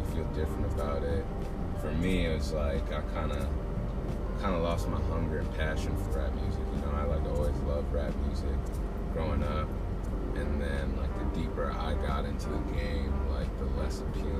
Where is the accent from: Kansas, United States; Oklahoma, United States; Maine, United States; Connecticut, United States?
Maine, United States; Portland; moved away as an adult; now in Richmond, United States; Portland, Maine, yeah.